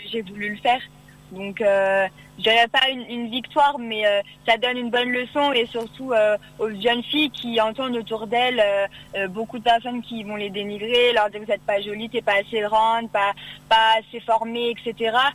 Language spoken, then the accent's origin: French; Cires-lès-Mello, Hauts-de-France, France; je viens de Serres-les-Mélos, donc euh, dans l'Oise